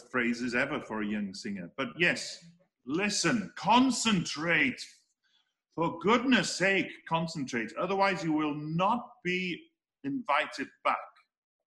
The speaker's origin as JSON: {"language": "English", "region": "Wales", "country": "United Kingdom", "said": "I come from Wales. I live in Wales. I speak the language. You know, my parents live in North Wales. We live in South Wales."}